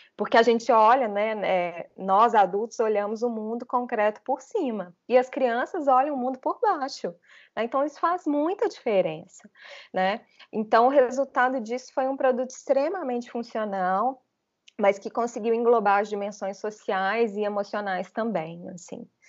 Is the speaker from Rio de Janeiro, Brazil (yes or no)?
no; Belo Horizonte, Minas Gerais, Brazil; accent: mineiro; moved away as an adult; also born or lived in São Paulo; now in Florianópolis, Brazil; Sou mineira de Belo Horizonte